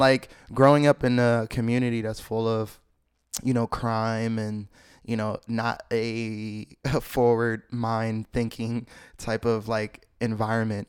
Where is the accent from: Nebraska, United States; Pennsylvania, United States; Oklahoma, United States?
Pennsylvania, United States; Philadelphia; I grew up in Philly, Philly, P A, uptown, anything from Germantown